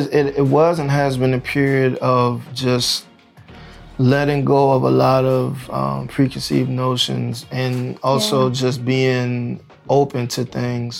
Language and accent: English; New Orleans, Louisiana, United States; growing up in New Orleans, you were either Baptist or you were Catholic if you were black